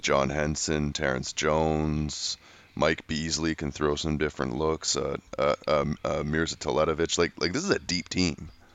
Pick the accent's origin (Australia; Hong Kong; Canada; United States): Canada; as a Canadian